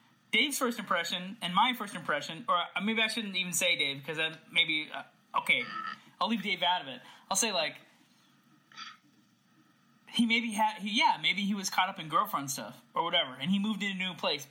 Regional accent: California, United States; I'm from California

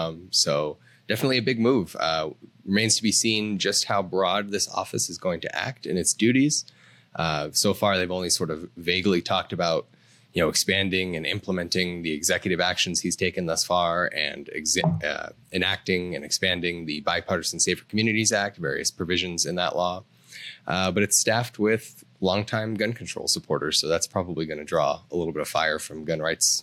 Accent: Colorado, United States; my home state, Colorado

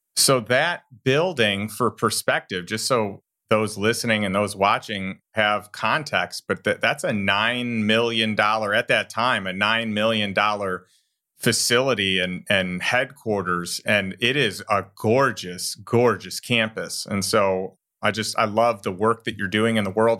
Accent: Elgin, Illinois, United States; I grew up in Elgin, and I grew up right down the road from Safety Clean right there

